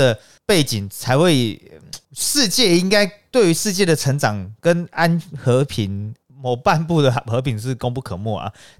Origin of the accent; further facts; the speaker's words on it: Taiwan; 没有人，为什么我们台湾人都这样？啊，我们要开战的，要快点逃。